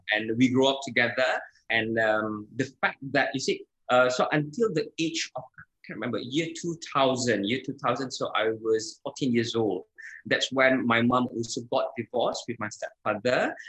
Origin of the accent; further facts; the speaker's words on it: Jakarta, Indonesia; now in Malaysia; I was born in Indonesia, Jakarta.